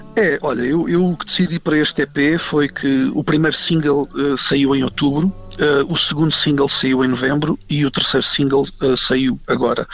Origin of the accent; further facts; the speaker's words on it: Portugal; also born or lived in Angola; apesar de ser português e, e, apesar de ter nascido em Portugal